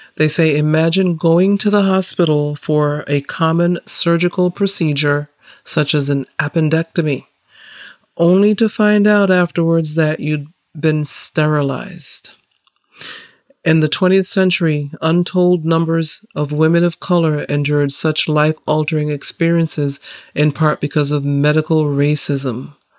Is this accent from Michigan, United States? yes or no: no; Massachusetts, United States; also born or lived in Saint Kitts; I grew up in Massachusetts, in the Great North, near the Canadian border